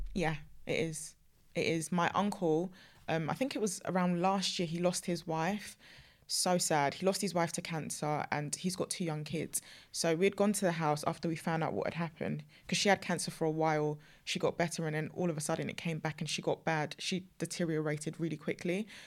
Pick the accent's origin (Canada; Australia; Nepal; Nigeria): Nigeria; I'm African, I'm Nigerian